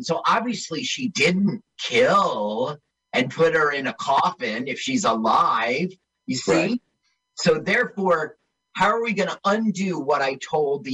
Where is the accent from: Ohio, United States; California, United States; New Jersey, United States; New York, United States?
New Jersey, United States; East Orange; I grew up in East Orange.